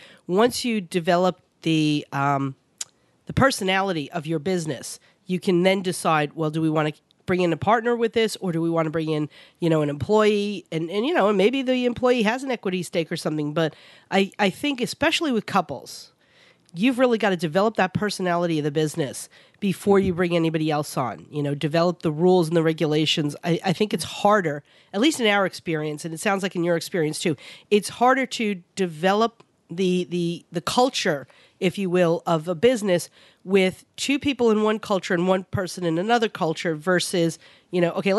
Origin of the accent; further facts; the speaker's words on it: New York, United States; I know in Virginia, because we grew up in New York, and over most of the country, our squirrels are gray to grayish black.